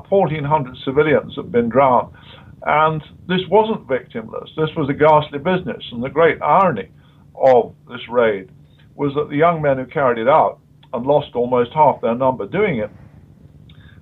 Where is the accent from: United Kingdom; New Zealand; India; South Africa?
United Kingdom